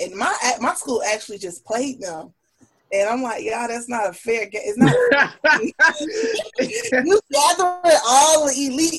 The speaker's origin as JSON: {"language": "English", "town": "Miami", "region": "Florida", "country": "United States", "tie": "born or raised there", "said": "born and raised in Miami, Florida, former collegiate athlete."}